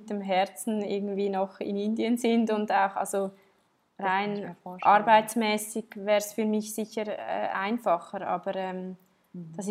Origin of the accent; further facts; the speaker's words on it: Switzerland; Aber ja, ich, ich, bin, ich bin in der Schweiz aufgewachsen.